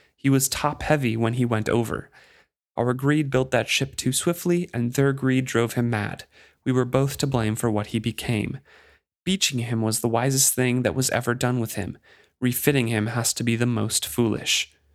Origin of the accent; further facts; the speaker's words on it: United States; as an American